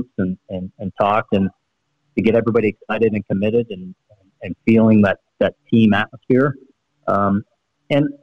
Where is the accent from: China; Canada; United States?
Canada; Sarnia, Ontario; My hometown in Sarnia, it's a small community, about 70,000 people